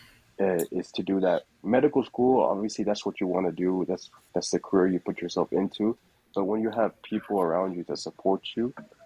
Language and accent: English; Texas, United States; moved away as an adult; now in Des Moines, United States; I'm from originally Texas